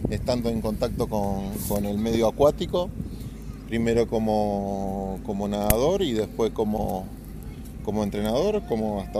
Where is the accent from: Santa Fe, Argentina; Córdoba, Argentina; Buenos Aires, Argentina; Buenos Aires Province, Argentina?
Santa Fe, Argentina; Bueno, yo soy de Santa Fe, ciudad.